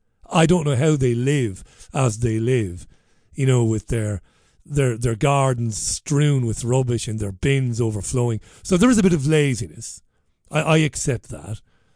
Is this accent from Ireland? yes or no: yes; Ballybeg, County Waterford, Ireland; now in Salford, United Kingdom; You'd never see that litter on the streets of Ballybeg. I grew up in Priory Lawn. But Salford is disgusting.